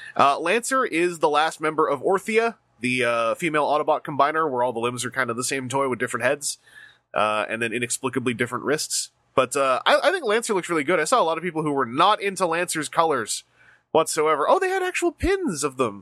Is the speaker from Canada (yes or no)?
yes; Canada; as a Canadian